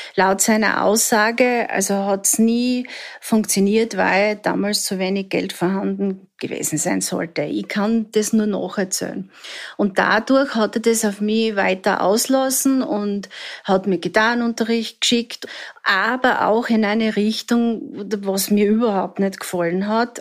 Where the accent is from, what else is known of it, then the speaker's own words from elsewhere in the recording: Southern Styria, Austria; Ich bin in der Südsteiermark aufgewachsen